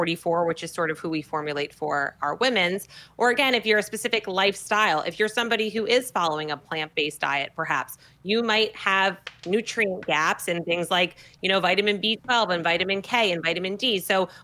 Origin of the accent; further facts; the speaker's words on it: New Jersey, United States; I'm from New Jersey, right? We're the Garden State, believe it or not.